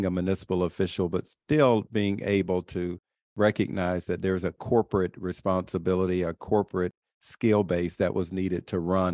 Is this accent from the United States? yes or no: yes; South Bay, Florida, United States; moved away as an adult; also born or lived in Barcelona, Spain; I went back home to my hometown, South Bay, Florida